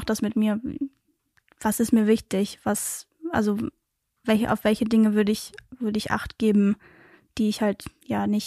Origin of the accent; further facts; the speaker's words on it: Aachen, North Rhine-Westphalia, Germany; also born or lived in Belgium; Es ist zwar, sagen wir, 15 Minuten von Aachen entfernt, aber tatsächlich geboren bin ich in Belgien.